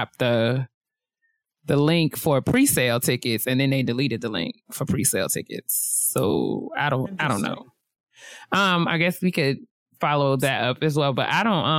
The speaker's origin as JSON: {"language": "English", "town": "White Plains", "region": "New York", "country": "United States", "said": "I'm from White Plains, New York"}